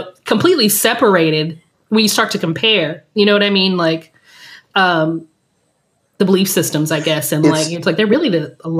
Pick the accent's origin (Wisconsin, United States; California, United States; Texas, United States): Texas, United States; South; I grew up in South Texas and a lot of my family's from Louisiana. So we had, you know, we had like that, you know, I was raised charismatic, evangelical.